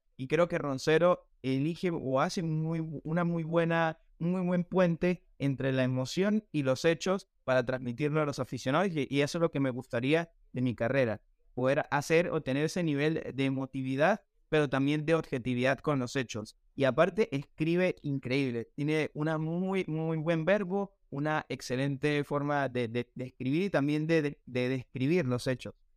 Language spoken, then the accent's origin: Spanish; Táchira, Venezuela; moved away as an adult; also born or lived in Buenos Aires, Argentina; yo vengo de Táchira, es la, es la, zona deportiva eh, de fútbol de nuestro país, de Venezuela